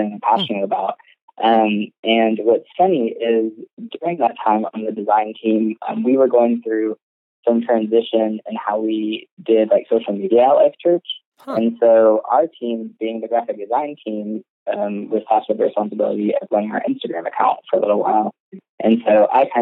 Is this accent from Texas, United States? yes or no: no; Ohio, United States; moved away as an adult; now in Oklahoma, United States; I was living in Ohio at the time. Like, that's where I grew up. I'm not from Oklahoma